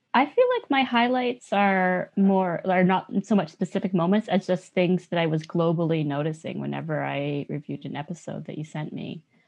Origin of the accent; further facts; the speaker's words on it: Canada; a Yonsei, as a fourth generation Japanese Canadian